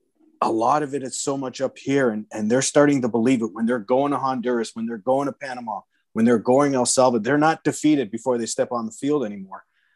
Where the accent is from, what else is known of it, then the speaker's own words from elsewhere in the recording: Canada; My first exposure to swagger as a Canadian was Donovan Bailey.